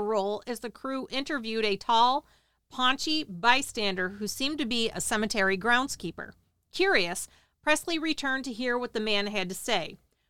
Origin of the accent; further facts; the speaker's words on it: Texarkana, United States; I was born and raised in Texarkana, and my father … was the editor of the Gazette when the murders occurred